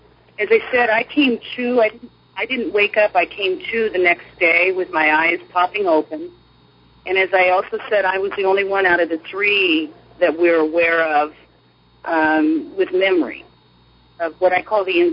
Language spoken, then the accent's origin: English; Arizona, United States; moved away; I'm originally from Arizona.